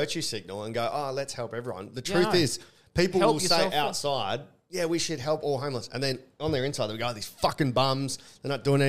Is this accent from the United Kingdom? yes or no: no; Australia; as an Australian